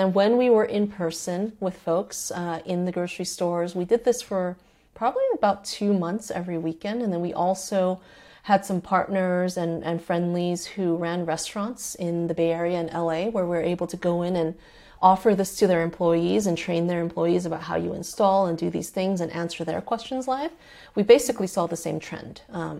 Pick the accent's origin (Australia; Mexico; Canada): Mexico; Mexico City; She's from Mexico City. I'm also from Mexico City, or my mother's also from Mexico City.